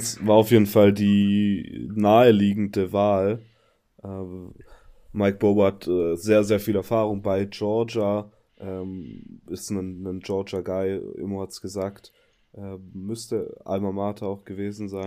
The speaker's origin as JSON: {"language": "German", "area": "Upper Swabia", "region": "Baden-Württemberg", "country": "Germany", "tie": "born or raised there", "accent": "Swabian", "said": "seit ich wieder in Oberschwaben wohne, ist mein Akzent wieder richtig übel"}